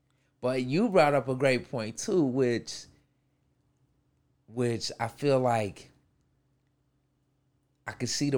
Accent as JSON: {"language": "English", "region": "New York", "country": "United States", "tie": "born or raised there", "said": "I grew up in New York."}